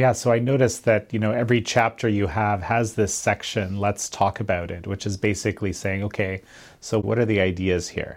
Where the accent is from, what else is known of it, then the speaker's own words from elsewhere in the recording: Canada; as a Canadian